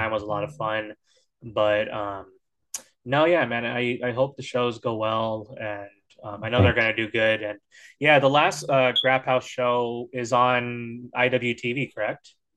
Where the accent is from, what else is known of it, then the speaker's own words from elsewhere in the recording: Northern California, United States; I'm from NorCal